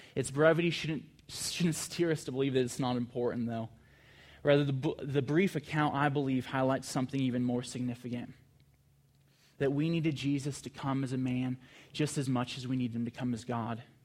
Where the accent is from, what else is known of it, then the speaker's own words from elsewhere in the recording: California, United States; I'm from California